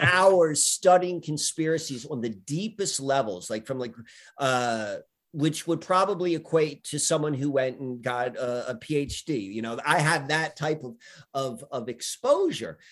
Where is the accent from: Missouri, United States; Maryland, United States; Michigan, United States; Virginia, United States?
Maryland, United States; Columbia; growing up in Columbia, Maryland in the beginning